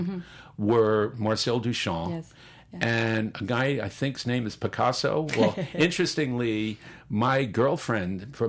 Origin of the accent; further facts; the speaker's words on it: New Jersey, United States; accent: Jersey; My accent in French is actually less Jersey than in English.